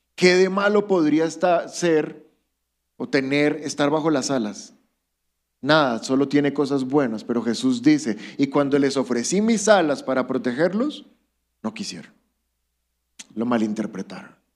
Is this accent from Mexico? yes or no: no; Colombia; somos colombianos